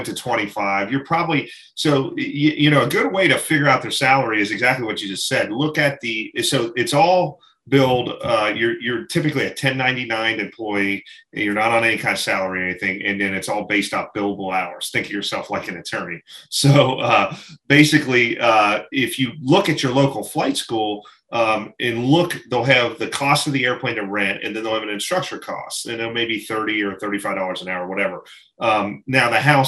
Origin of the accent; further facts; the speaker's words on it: Ohio Valley, United States; where I grew up in the Ohio Valley